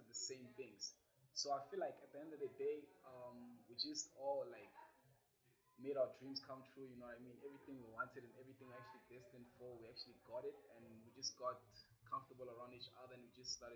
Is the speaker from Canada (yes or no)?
no; DR Congo; now in Pretoria, South Africa; I come from the Democratic Republic of Congo, but I'm currently based in South Africa, Pretoria.